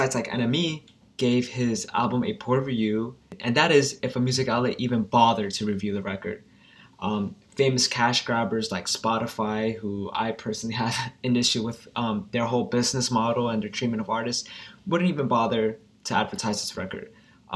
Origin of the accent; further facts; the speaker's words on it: New York, United States; He's from New York and we're both from New York